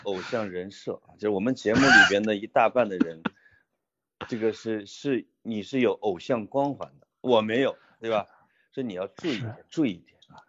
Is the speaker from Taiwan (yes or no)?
no; Henan, China; accent: Henan dialect; 用我们河南话